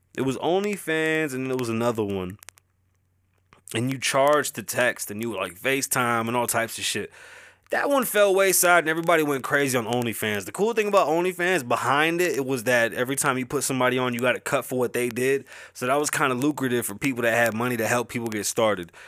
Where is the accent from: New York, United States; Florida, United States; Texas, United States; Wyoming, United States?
New York, United States; New York City; accent: Bronx; my accent is obviously a Bronx accent